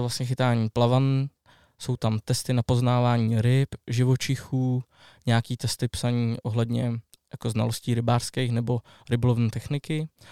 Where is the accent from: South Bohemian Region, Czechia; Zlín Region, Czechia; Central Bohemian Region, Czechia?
South Bohemian Region, Czechia; Strakonice; jsem ze Strakonic, tak tam mám volinku a otavu